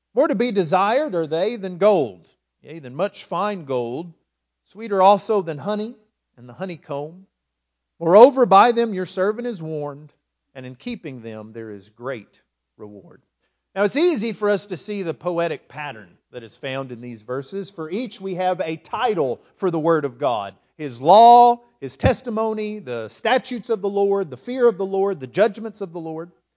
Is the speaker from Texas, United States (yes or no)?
yes; West Texas, United States; also born or lived in Lindale, Texas; now in East Texas, United States; I grew up in West Texas.